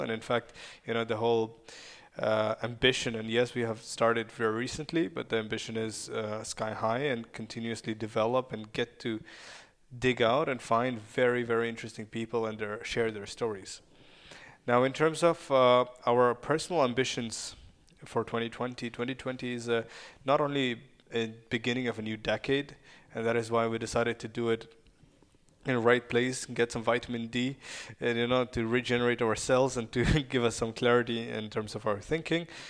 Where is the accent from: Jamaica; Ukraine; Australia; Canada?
Ukraine; Kyiv; first language Russian and Ukrainian; English is a second language; moved away; I was born and raised in Ukraine